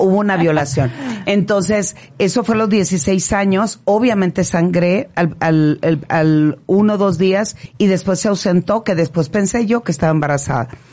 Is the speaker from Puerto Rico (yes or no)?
no; Culiacán, Sinaloa, Mexico; moved away; also born or lived in Navolato; yo nací ahí en Culiacán, cerquita en un pueblo que se llama Sataya